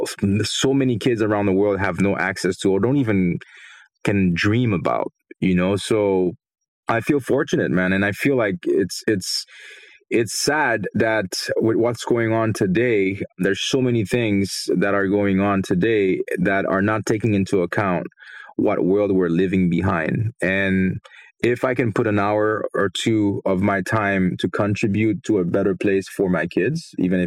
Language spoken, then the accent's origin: English; Haiti; moved away; I grew up in Haiti